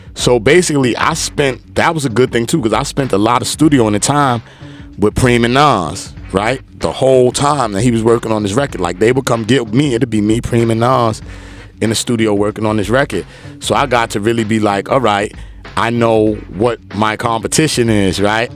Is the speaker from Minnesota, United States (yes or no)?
no; New York City, New York, United States; I was born in Brooklyn, East New York.